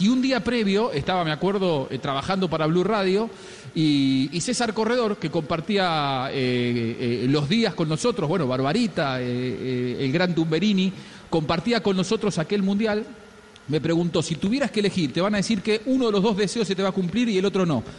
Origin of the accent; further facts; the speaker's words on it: Argentina; los argentinos somos primero de los clubes y después argentinos